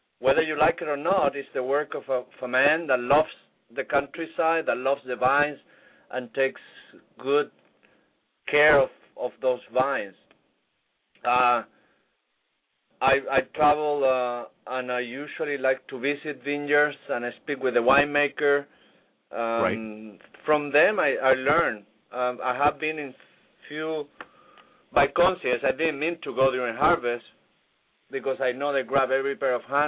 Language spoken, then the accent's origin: English; Viña del Mar, Valparaíso, Chile; now in Key Biscayne, United States; Viña del Mar, where I grew up